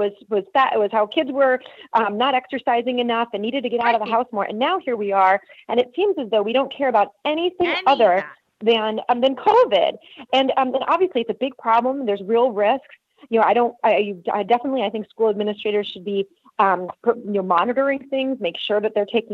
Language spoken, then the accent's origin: English; United States; moved away as an adult; now in Germany; as an American